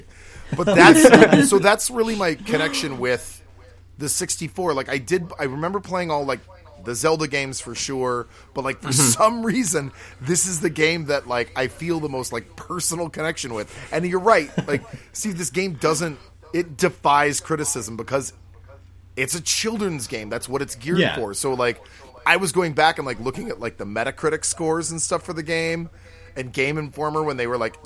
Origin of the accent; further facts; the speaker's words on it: Orcas Island, Washington, United States; I grew up on Orcas Island, where Woody grew up